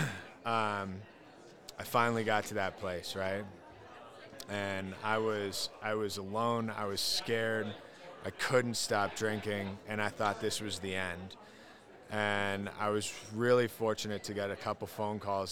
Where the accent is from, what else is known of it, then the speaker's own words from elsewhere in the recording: Colorado, United States; I grew up in Colorado, wonderful